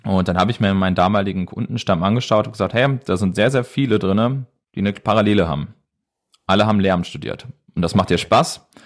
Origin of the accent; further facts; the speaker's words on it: Edersee, Northern Hesse, Germany; ich komme aus Nordhessen, besser gesagt vom Edersee